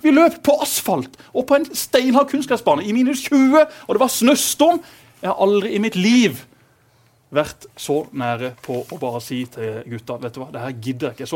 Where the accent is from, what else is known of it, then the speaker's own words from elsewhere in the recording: Lyngdal, Agder, Norway; Jeg er jo fra Lyngdal som legger deg klokka ti.